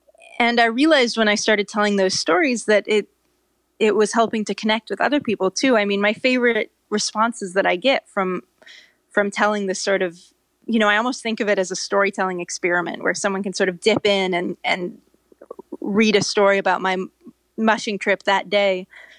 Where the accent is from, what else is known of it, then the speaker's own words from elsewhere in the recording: California, United States; I grew up in Northern California. Doesn't seem like that big of a deal to me.